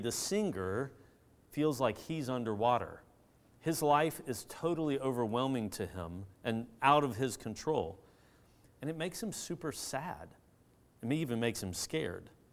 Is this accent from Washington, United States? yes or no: no; Augusta, Georgia, United States; where I grew up in Augusta